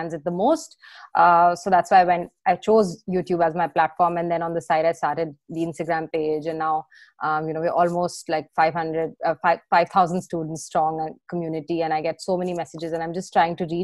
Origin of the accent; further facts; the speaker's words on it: New Delhi, Delhi, India; moved away as an adult; also born or lived in Gurgaon; now in London, United Kingdom; I was born and brought up in New Delhi